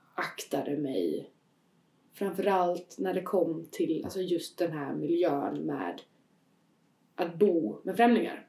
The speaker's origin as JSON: {"language": "Swedish", "country": "Sweden", "said": "jag var svensk medborgare"}